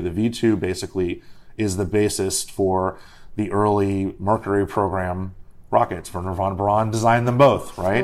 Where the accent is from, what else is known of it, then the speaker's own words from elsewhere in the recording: Miami, Florida, United States; now in Washington, D.C., United States; I'm from Miami originally